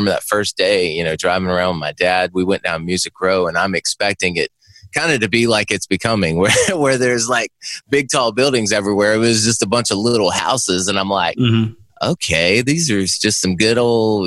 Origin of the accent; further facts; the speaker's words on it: Myrtle Beach, South Carolina, United States; moved away as an adult; I'm from Myrtle Beach originally, so it's not completely a small town upbringing